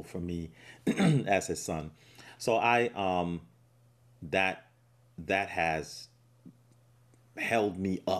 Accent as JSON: {"language": "English", "country": "United States", "tie": "born or raised there", "said": "I grew up here in the States"}